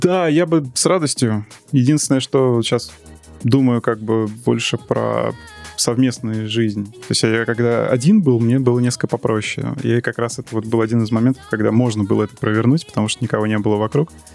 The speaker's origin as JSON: {"language": "Russian", "region": "Moscow", "country": "Russia", "tie": "born or raised there", "also_born_or_lived": "Saint Petersburg", "accent": "akanye", "said": "исконно тоже из Москвы, да. Москвич."}